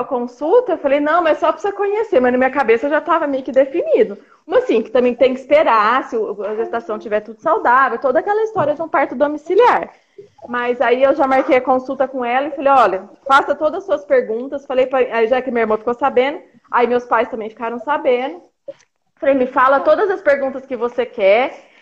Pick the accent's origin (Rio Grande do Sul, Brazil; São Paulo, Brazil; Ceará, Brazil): São Paulo, Brazil; Águas de Lindóia; moved away as an adult; eu sou do interior de São Paulo, de Águas de é. Lindóia